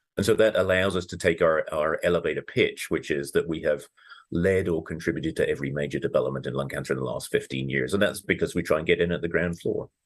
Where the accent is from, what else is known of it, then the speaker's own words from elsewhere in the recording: United Kingdom; moved away as an adult; now in Colorado, United States; I grew up in Britain